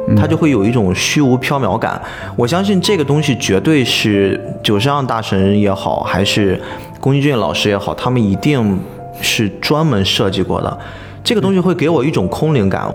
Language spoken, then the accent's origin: Chinese; China; 我们中国人